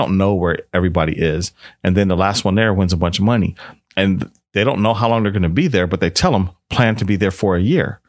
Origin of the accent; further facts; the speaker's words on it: Washington, District of Columbia, United States; also born or lived in Northwestern Pennsylvania; now in California, United States; I'm from Washington, D C, but I lived in North Western Pennsylvania for a while